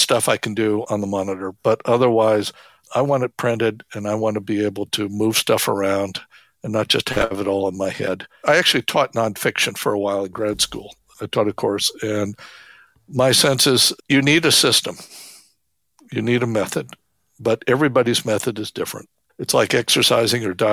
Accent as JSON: {"language": "English", "town": "Phoenix", "region": "Arizona", "country": "United States", "tie": "born or raised there", "said": "I grew up in Phoenix, the outskirts of Phoenix"}